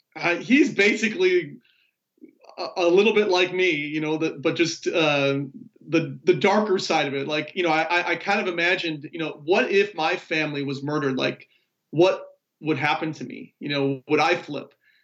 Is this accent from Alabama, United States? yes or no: no; Chicago, Illinois, United States; now in Texas, United States; I'm originally from Chicago. I live in Texas now